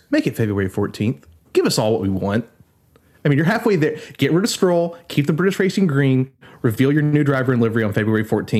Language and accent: English; United States; even as an American